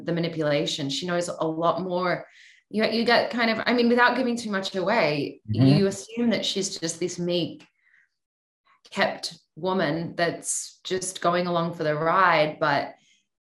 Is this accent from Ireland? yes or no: no; Australia; I'm Australian